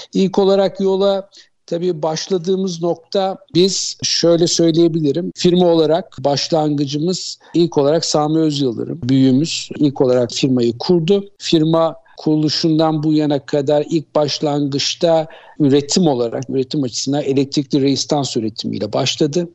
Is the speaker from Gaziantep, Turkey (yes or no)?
no; Istanbul, Turkey; also born or lived in United States; 1964 yılında İstanbul'da doğdum. İlk öğretim, orta öğretim yıllarımı Haydarpaşa Lisesi'nde